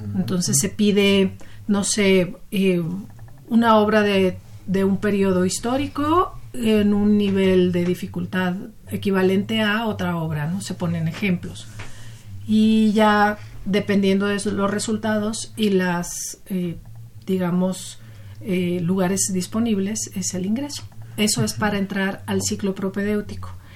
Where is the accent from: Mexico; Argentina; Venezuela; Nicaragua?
Mexico; Sonora; moved away as an adult; also born or lived in Mexico City; yo soy de Sonora, yo estudié la preparatoria allá